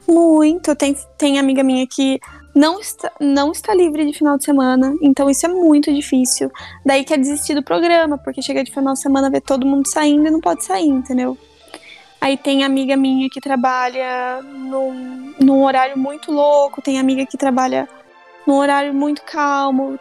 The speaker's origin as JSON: {"language": "Portuguese", "country": "Brazil", "moved": "as an adult", "lives_now": "Arizona, United States"}